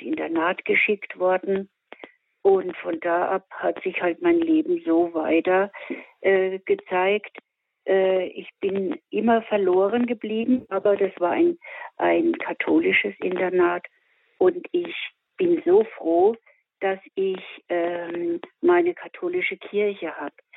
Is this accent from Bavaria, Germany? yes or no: yes; Miltenberg area, Bavaria, Germany; Ich bin aus der Mildenberger Gegend